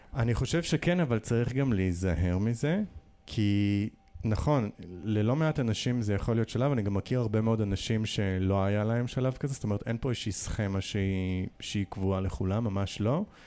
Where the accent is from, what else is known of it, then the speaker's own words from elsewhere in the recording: Nahariya, Northern District, Israel; moved away; also born or lived in Jerusalem / New York / Tel Aviv; נער שהתבגר בנהריה, בין גם להורים שעלו מברית המועצות